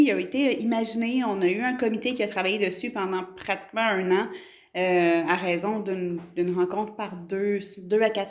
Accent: Quebec, Canada; Moi, je suis près d'Ayers puis je le dis pas que je viens de Stan je dis que je viens de près d'Ayers

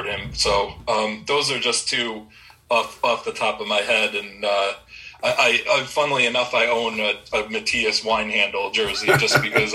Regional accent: Long Island, New York, United States; Growing up on Long Island and going to grade school with just big sports fans

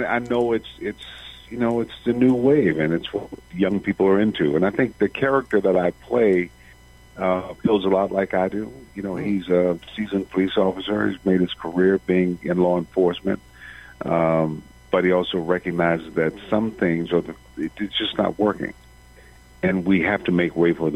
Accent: Benton Harbor, Michigan, United States; moved away as an adult; also born or lived in Detroit; I was raised in Benton Harbor, Michigan.

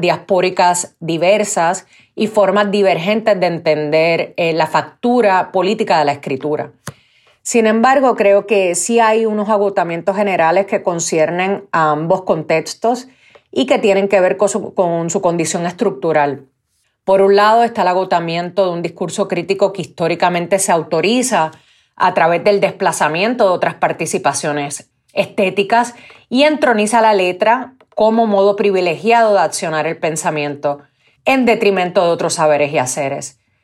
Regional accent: Puerto Rico; moved away as an adult; now in New York, United States; Soy de Puerto Rico, crecí en el archipiélago

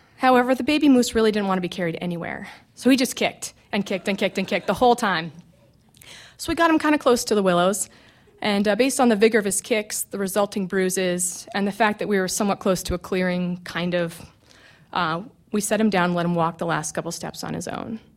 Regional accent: McGrath, Alaska, United States; I grew up in McGrath, which is a small village on the Kuskokwim River in interior Alaska.

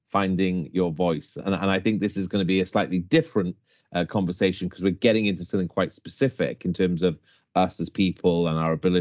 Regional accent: West Wales, United Kingdom; I was brought up in West Wales

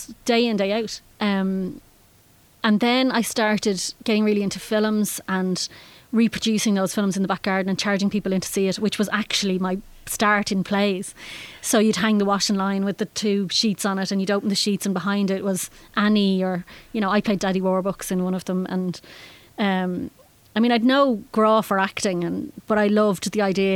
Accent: Howth, Leinster, Ireland; moved away as an adult; also born or lived in Germany; I grew up in Howth and didn't actually realise how fantastic it was until I left

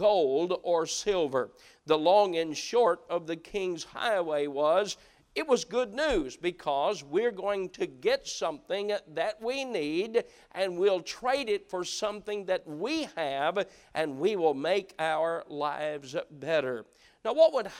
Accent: Appalachia, United States; moved away; growing up in Appalachia

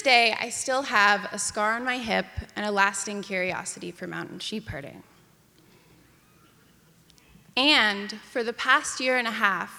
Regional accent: Ketchum, Idaho, United States; my hometown of Ketchum, Idaho

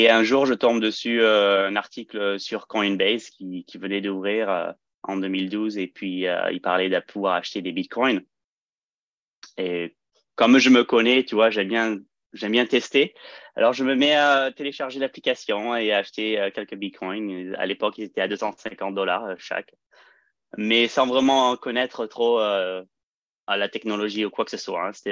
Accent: France; also born or lived in California, United States; euh, je suis euh, français-américain, donc j'ai un petit accent des fois.

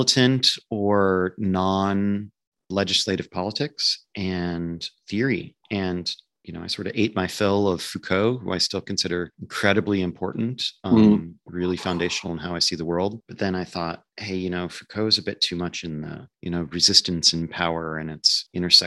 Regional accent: Nebraska, United States; I grew up in Nebraska, a rather conservative state in the middle of nowhere

